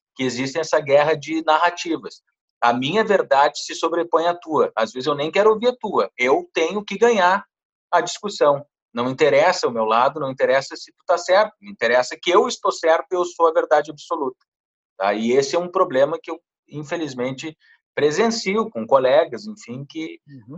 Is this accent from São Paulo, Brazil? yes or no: no; Santana do Livramento, Rio Grande do Sul, Brazil; moved away; lá do interior de Santana do Livramento, de onde eu venho